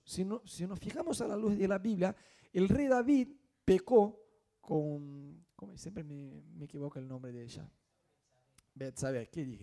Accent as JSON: {"language": "Spanish", "country": "Brazil", "second_language": "Spanish", "moved": "yes", "lives_now": "Argentina", "said": "nosotros que somos brasileños"}